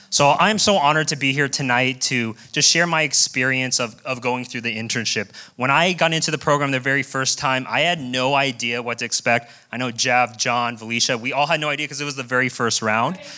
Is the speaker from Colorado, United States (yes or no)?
yes; Colorado, United States; moved away as an adult; also born or lived in Las Vegas; born and raised in Colorado, moved directly to Las Vegas